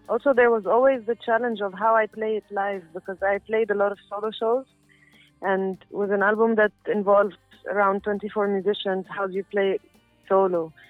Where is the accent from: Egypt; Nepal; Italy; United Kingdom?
Egypt; Cairo, Cairo Governorate; I'm a musician from Cairo, where I grew up